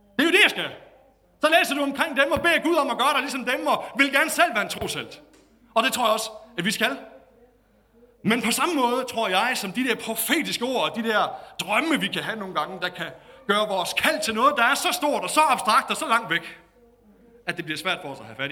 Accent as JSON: {"language": "Danish", "country": "Denmark", "tie": "born or raised there", "said": "Var pastor i en lille kirke i Nykøbing i morges, hvor jeg voksede op."}